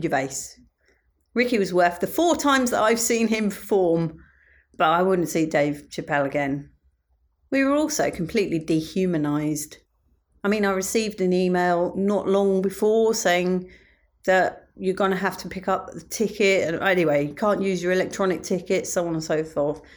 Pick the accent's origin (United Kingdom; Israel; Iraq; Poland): United Kingdom; me being British